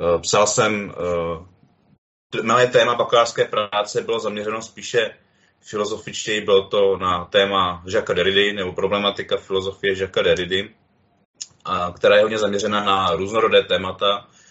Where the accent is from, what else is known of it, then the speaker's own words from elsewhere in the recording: Jihlava, Vysočina Region, Czechia; Já jsem teda z Jihlavy